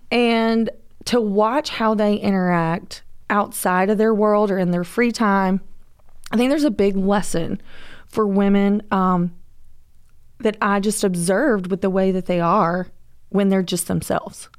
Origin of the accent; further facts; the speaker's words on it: Georgia, United States; I am from Georgia